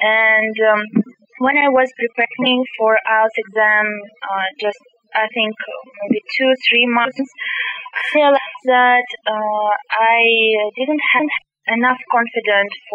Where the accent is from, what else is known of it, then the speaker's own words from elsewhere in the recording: Kazakhstan; English is a second language; I'm from Kazakhstan